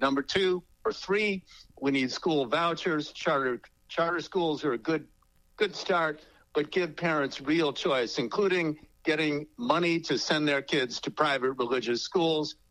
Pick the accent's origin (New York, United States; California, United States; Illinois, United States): Illinois, United States; Chicago; where I grew up on the South Side